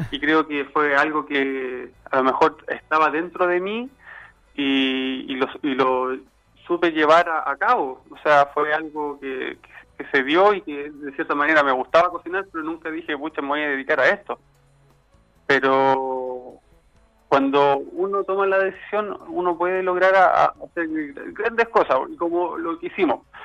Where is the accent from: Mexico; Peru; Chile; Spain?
Chile; como chileno digo yo, siempre tiene esa llegada con la gente